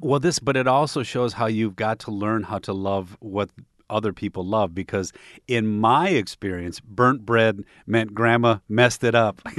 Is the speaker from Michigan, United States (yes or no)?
yes; Michigan, United States; growing up in Michigan